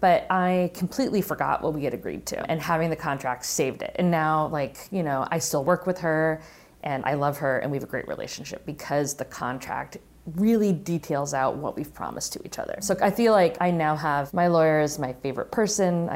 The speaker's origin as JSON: {"language": "English", "region": "Western Massachusetts", "country": "United States", "tie": "born or raised there", "said": "I'd be shooting a feature film in my hometown"}